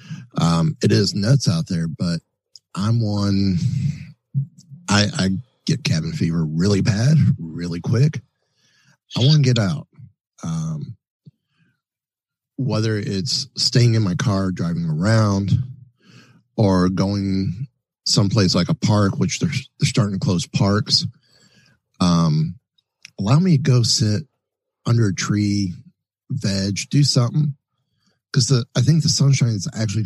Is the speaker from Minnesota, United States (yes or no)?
no; Kissimmee, Florida, United States; I am from Kissimmee, Florida